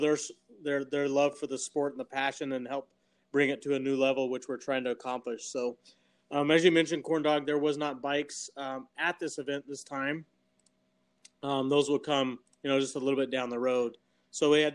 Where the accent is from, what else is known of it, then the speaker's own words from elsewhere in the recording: Caliente, Nevada, United States; moved away as an adult; also born or lived in Las Vegas, Nevada; I was born and raised in Caledonia, Nevada, and moved to the Las Vegas area in 2004 after graduating from Lincoln County High School in 2002.